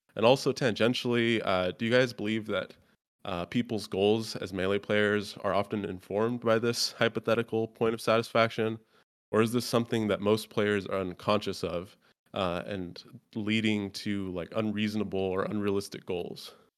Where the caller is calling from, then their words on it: Grandview, Washington, United States; I'm calling from a little town in Washington, uh, called Grandview